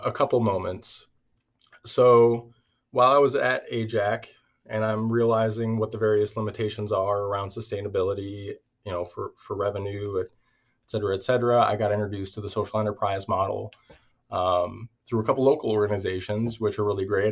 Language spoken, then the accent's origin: English; Everett, Washington, United States; I grew up in Everett, Washington